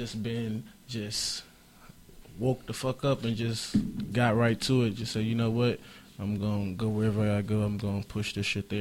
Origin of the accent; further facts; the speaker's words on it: Indianapolis, Indiana, United States; moved away; also born or lived in Portland, Oregon; I'm from Naptown. That's in Indiana.